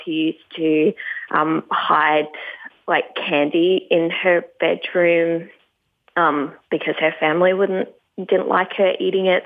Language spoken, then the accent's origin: English; Tasmania, Australia; moved away; also born or lived in California; I grew up in um, Tasmania. I'm not there now, so I'm happy to say that I grew up down in Tasmania